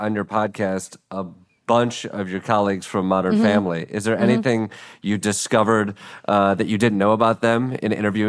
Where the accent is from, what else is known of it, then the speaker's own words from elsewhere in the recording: Midwest, United States; as a Midwesterner who is told you go to school to go to your next school so you can get a job